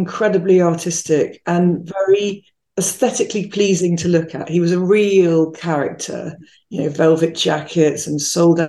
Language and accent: English; London, United Kingdom; moved away as an adult; also born or lived in Spain; now in Chicago, United States; I'm from London.